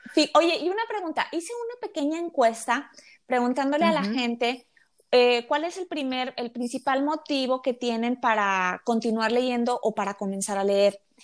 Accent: Mexico; yo soy mexicana

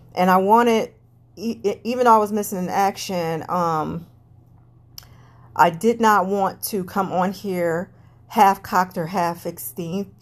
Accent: United States; I'm an American citizen

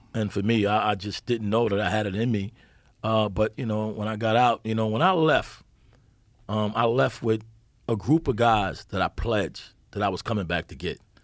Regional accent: New York City, New York, United States; I grew up in Bedford-Stuyvesant, Brooklyn

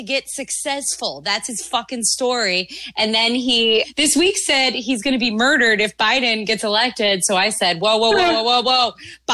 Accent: Quebec, Canada; I'm from Quebec

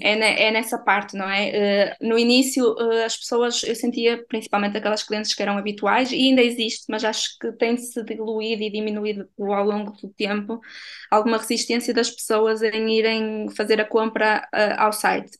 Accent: Barcelos, Braga, Portugal; sou natural de Barcelos

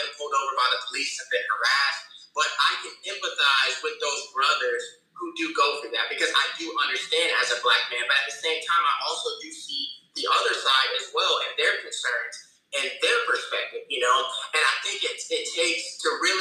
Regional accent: Pensacola, Florida, United States; my hometown of Pensacola

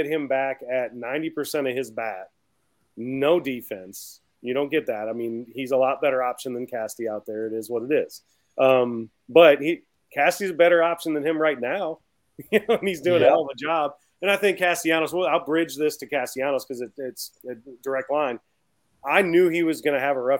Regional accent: Baton Rouge, Louisiana, United States; I'm from Baton Rouge.

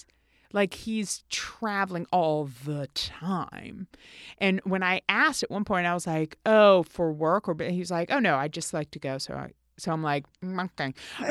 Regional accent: Tennessee, United States; I'm from Tennessee.

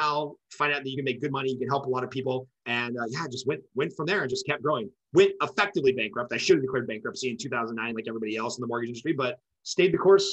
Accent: Los Angeles, California, United States; I'm originally from Los Angeles, California. My dad's job moved us around. So I lived kind of like all over the valley, moved up to like northern Los Angeles County

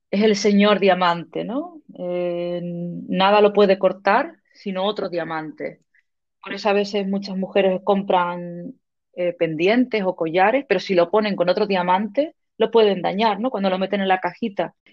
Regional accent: Canary Islands, Spain; de Tenerife, pero mis padres eran canariones y, luego con tantos idiomas que tengo en la cabeza, no sé ya qué

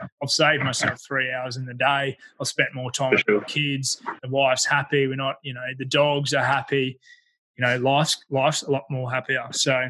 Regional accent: Ipswich, East of England, United Kingdom; And getting back to the area that I grew up in Ipswich

